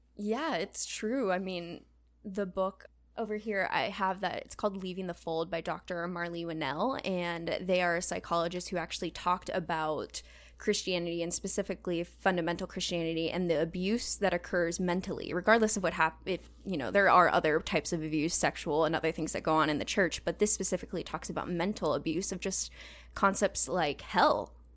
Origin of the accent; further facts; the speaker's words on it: Southern California, United States; moved away as an adult; also born or lived in Indiana; I'm originally from Southern California, but I went to school in Indiana